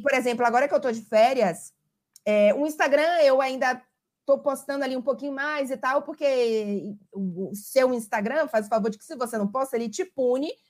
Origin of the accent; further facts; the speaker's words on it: Salvador, Bahia, Brazil; moved away as an adult; now in Italy; Estou no Brasil, inclusive, em Salvador, na casa dos meus pais, mas completei seis anos de Itália essa semana